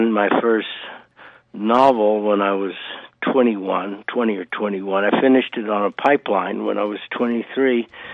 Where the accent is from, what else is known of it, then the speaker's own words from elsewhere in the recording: Texas-Louisiana coast, United States; I grew up on the Texas-Louisiana coast